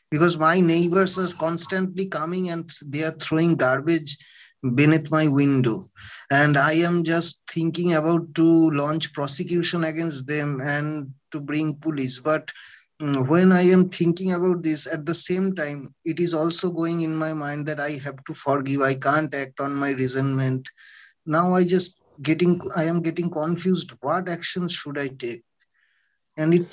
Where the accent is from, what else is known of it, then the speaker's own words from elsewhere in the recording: India; I am I'm from India.